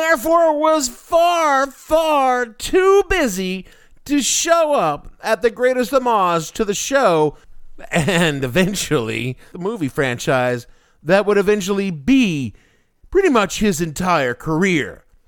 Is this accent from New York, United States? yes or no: yes; New York City, New York, United States; my hometown of New York City